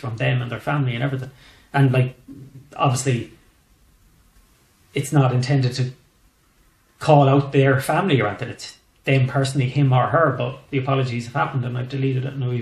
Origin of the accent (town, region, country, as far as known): west of Ireland, Ireland; accent: West of Ireland